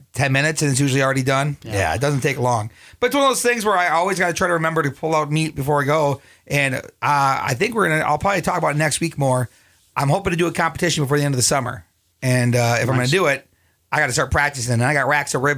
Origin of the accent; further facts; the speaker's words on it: Springfield, Minnesota, United States; this is Springfield, my hometown.